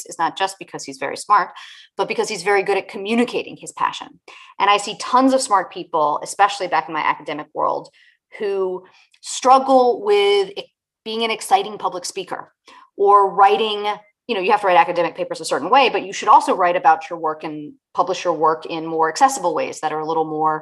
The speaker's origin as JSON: {"language": "English", "town": "Richmond", "region": "Virginia", "country": "United States", "tie": "born or raised there", "moved": "as an adult", "said": "I grew up in Richmond, Virginia, where I have just moved back to after a 20-year hiatus."}